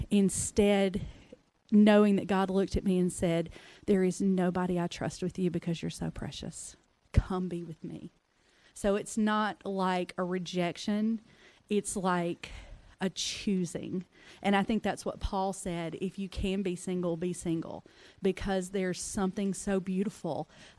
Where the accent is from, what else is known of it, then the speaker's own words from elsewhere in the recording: Mississippi, United States; I was raised in Mississippi